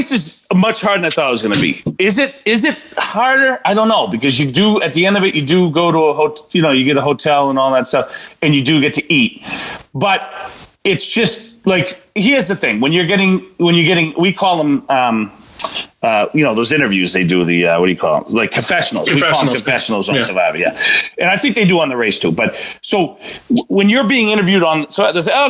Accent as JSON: {"language": "English", "town": "Boston", "region": "Massachusetts", "country": "United States", "said": "I'm from Boston"}